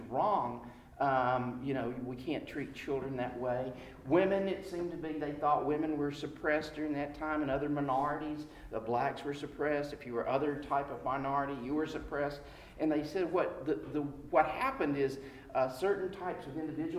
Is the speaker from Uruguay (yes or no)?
no; the South, United States; all of us growing up in America, in the South, we have the Bible Belt